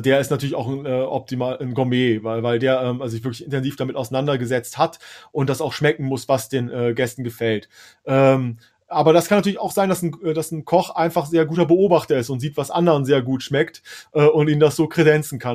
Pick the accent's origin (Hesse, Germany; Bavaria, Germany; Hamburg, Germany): Hesse, Germany; für mich als, als äh, äh, Hesse.